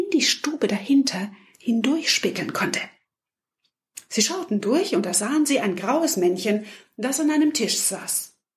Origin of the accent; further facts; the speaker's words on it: Markgröningen, Baden-Württemberg, Germany; also born or lived in Bietigheim-Bissingen; now in Pforzheim, Germany; Aufgewachsen bin ich in Markgröningen als Kind des Schäferlaufes.